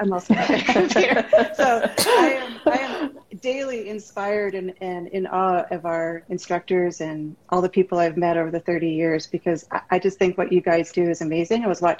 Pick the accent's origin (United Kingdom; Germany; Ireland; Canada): Canada; moved away as an adult; now in California, United States; And I moved down to California from Canada, and together we ran Modern Masters for about 18 years.